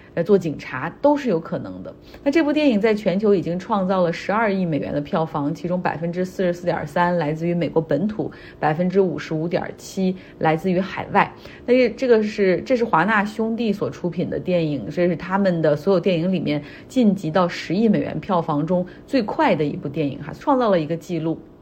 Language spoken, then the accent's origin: Chinese; Harbin, Heilongjiang, China; now in United States; 我老家哈尔滨这边